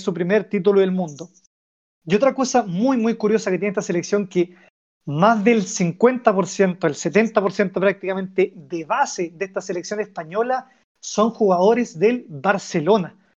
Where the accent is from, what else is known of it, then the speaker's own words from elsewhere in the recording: Chile; somos nosotros los chilenos